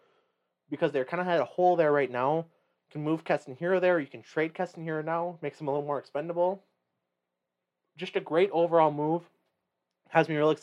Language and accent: English; Gillette, Wyoming, United States; as a senior in Gillette